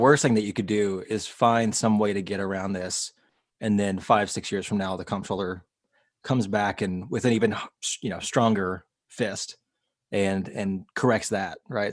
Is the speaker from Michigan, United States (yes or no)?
no; Leander, Texas, United States; That is my hometown